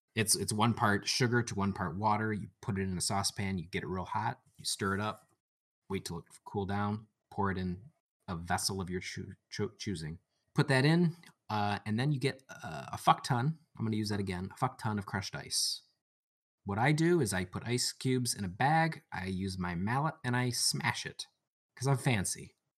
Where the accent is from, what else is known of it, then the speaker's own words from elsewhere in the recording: about an hour outside of Detroit, Michigan, United States; I am from the Motor City, uh, about an hour outside of Detroit